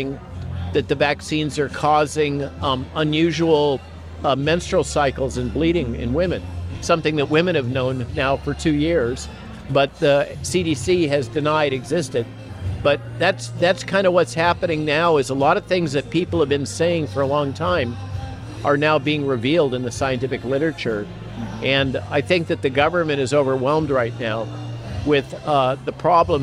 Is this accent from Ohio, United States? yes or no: no; Central Coast of California, United States; I grew up in the Central Coast of California